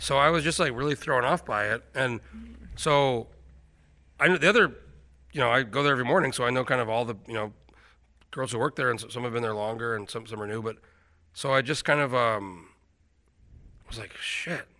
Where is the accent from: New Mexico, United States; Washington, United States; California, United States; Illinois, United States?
New Mexico, United States; moved away as an adult; also born or lived in Alaska; now in Anchorage, United States; I grew up in New Mexico.